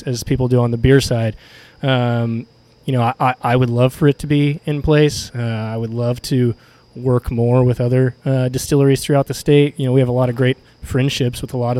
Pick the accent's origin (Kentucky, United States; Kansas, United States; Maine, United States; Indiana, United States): Indiana, United States; Bedford; we all grew up in Southern Indiana and Bedford